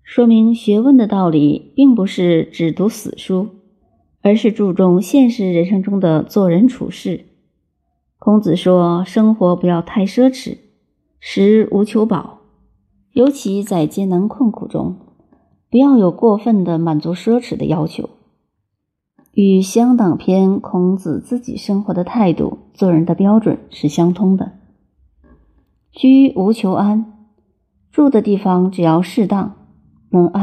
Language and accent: Chinese; China; 我们中国人这种性格，有时候比儒家的影响还要大。